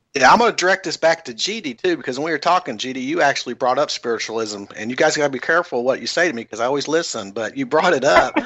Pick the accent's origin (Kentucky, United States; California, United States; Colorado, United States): Kentucky, United States; I'm from Kentucky, which is the Bible Belt